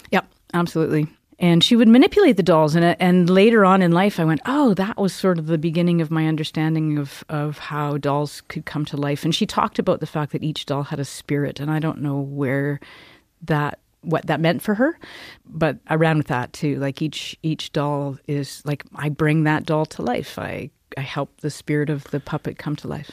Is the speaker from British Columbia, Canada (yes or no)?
yes; Cranbrook, British Columbia, Canada; also born or lived in Kimberley; I grew up in Cranbrook. I was born in Kimberley. I grew up in Cranbrook